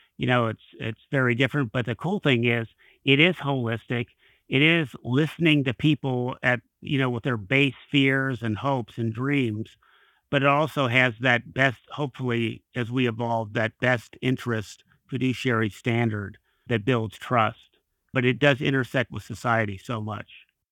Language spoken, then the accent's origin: English; Kentucky, United States; I worked for a state legislature in my home state in Kentucky for several years